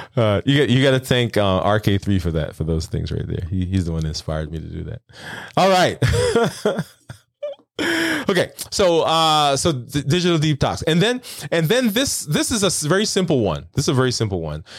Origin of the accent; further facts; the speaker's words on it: New York City, New York, United States; moved away; also born or lived in the South (US); I'm from, I'm from Brooklyn